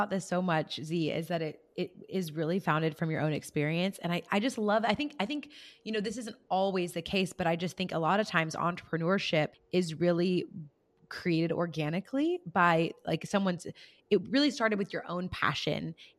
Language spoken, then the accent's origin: English; rural California, United States; where I grew up still in California, but in a very rural part of California, we have some diversity, but not a whole lot, you know, and, you know, I come from still a very predominantly white community.